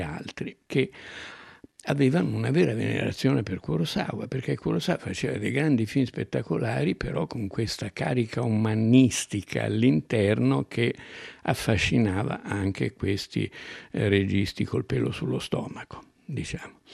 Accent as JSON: {"language": "Italian", "region": "Umbria", "country": "Italy", "tie": "born or raised there", "said": "al mio paese in Umbria quando ero piccolo"}